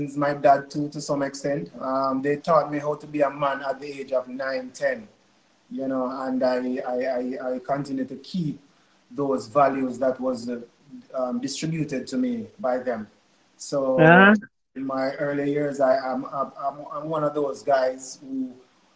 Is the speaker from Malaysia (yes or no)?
no; Clarendon, Jamaica; now in Kingston, Jamaica; I was born in Clarendon, grew up in Clarendon